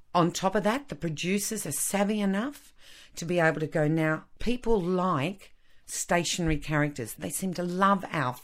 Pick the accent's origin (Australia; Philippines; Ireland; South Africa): Australia